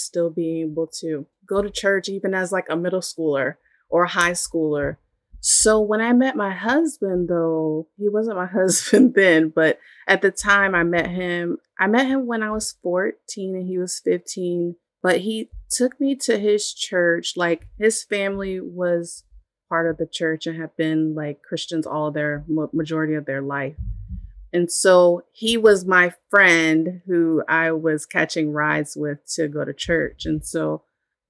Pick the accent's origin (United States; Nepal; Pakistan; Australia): United States; Virginia Beach, Virginia; once we moved out of my grandparents' home into, you know, a townhouse in Virginia Beach, we stopped going to church